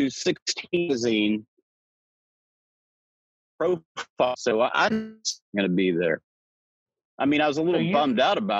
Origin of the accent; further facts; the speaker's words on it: Smyrna, Tennessee, United States; it was about a half an hour out of Nashville.